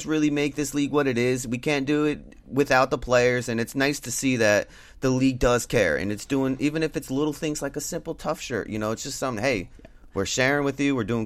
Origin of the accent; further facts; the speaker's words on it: New Jersey, United States; now in Anaheim, United States; I'm from New Jersey. I grew up there